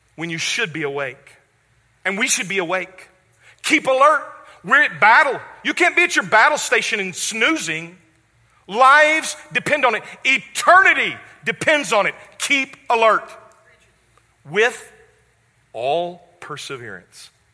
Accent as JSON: {"language": "English", "town": "West Memphis", "region": "Arkansas", "country": "United States", "tie": "born or raised there", "also_born_or_lived": "Jackson, Mississippi", "moved": "yes", "said": "my hometown, which is West Memphis, Arkansas."}